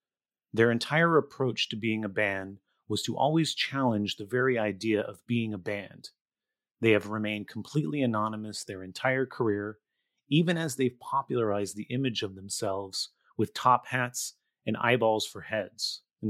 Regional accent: Gilroy, California, United States; I grew up in Gilroy, so San Jose.

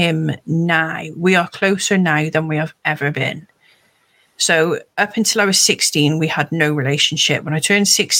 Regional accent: Gloucester, South West England, United Kingdom; I'm from Gloucester.

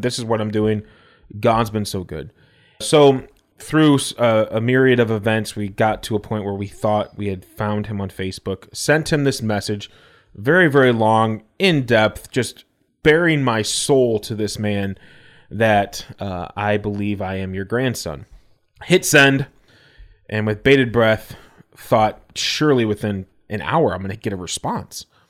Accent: Elgin, United States; our church that I grew up at in Elgin

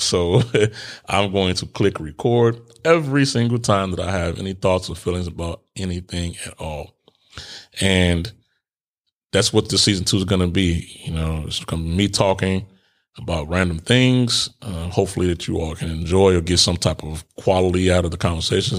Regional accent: Chicago, Illinois, United States; moved away as an adult; I was born in Cook County Hospital in Chicago

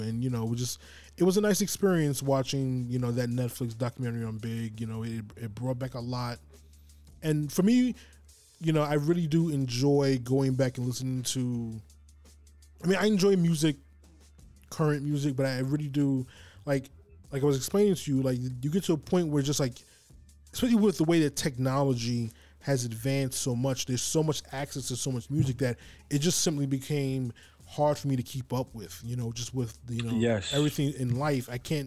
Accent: New York City, New York, United States; I grew up uptown in Harlem, Manhattan

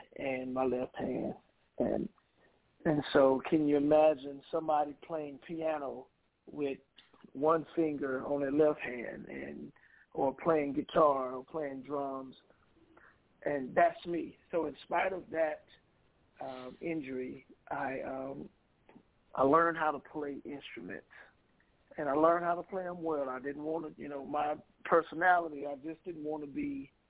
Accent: Mississippi, United States; now in Milwaukee, United States; my hometown in Mississippi

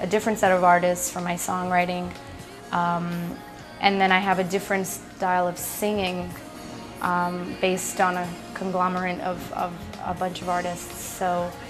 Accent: Libya; also born or lived in Pakistan; now in New York City, United States; I was born in Libya, but my parents are actually from Pakistan, both of them.

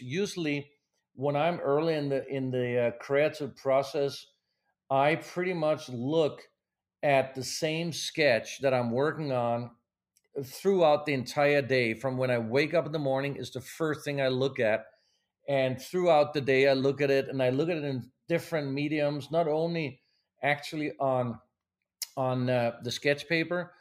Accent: Denmark; moved away as an adult; also born or lived in Pasadena, California; now in Los Angeles, United States; I was born in Denmark, even though I'm American now, but as I grew up in Denmark

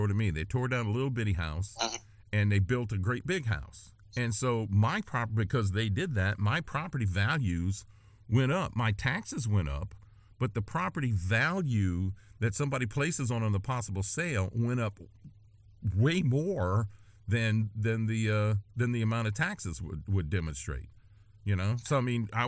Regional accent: Ascension Parish, Louisiana, United States; moved away as an adult; now in Jefferson Parish, United States; I grew up in Ascension Parish

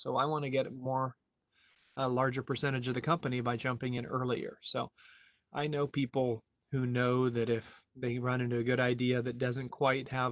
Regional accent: United States; moved away as an adult; also born or lived in Europe; I am an American who lived 20 years abroad in Europe and came back here in 2010

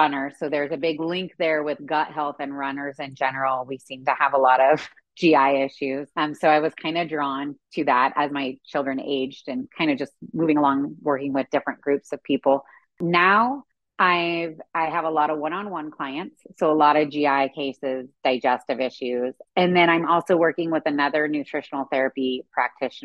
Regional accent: California, United States; moved away as an adult; also born or lived in Kansas / Arkansas; being born and raised in California

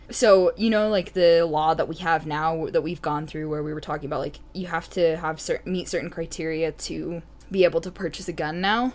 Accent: United States; I grew up in the United States

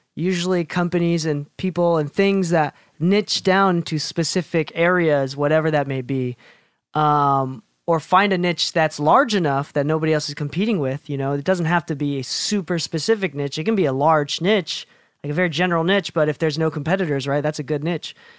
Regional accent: Chicago, Illinois, United States; now in Provo, United States; I grew up in Chicago

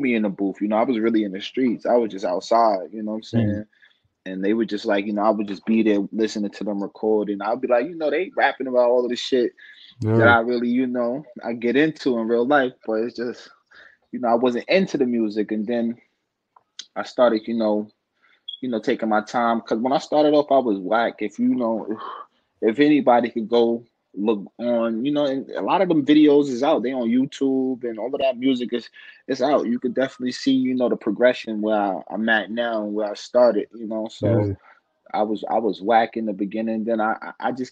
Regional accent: New York City, New York, United States; I'm from Southside. I'm from Jamaica, Queens, New York, in the building

